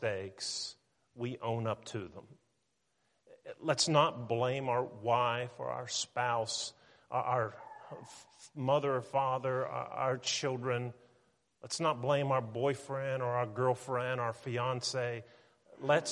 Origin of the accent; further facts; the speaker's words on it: Weirton, West Virginia, United States; now in Tennessee, United States; I was born in Weirton, West Virginia